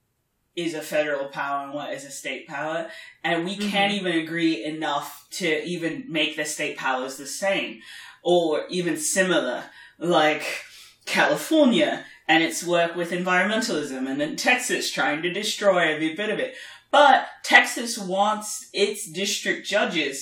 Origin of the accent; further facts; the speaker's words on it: Germany; I come from Germany, but I call myself a European first